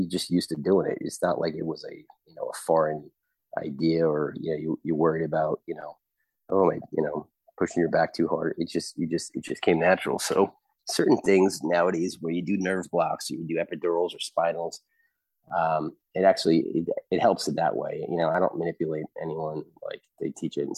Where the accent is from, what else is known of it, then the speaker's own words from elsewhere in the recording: Long Island, New York, United States; moved away as an adult; also born or lived in Delaware / New Haven, Connecticut; now in Texas, United States; I'm from Long Island